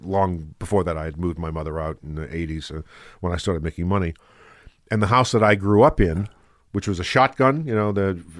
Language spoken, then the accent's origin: English; New Orleans, Louisiana, United States; accent: New Orleans; I had a New Orleans accent.